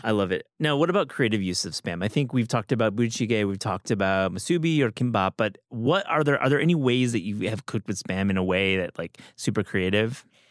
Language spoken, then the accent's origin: English; Michigan, United States; moved away; also born or lived in Wisconsin; I'm from Michigan. I went to college in Wisconsin